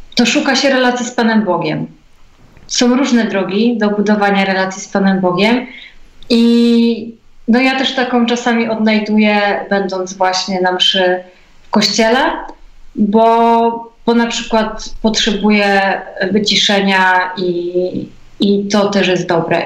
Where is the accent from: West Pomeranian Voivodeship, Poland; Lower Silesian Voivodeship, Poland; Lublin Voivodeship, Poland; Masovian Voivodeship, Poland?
West Pomeranian Voivodeship, Poland; Biały Bór; ja pochodzę z Białego Boru